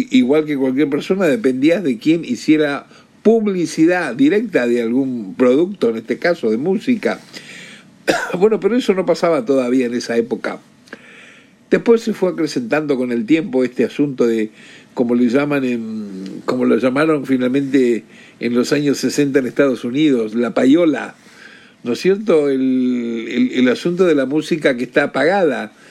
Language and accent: Spanish; Rosario, Santa Fe, Argentina; yo era chico, eh, niñito y hasta adolescente, desde Rosario, de donde soy